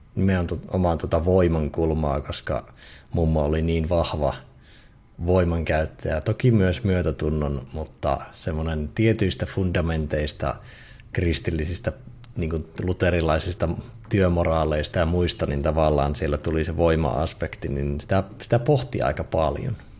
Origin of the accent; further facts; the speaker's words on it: Eastern Finland, Finland; moved away; siinä Itä-Suomessa ja kotikonnuilla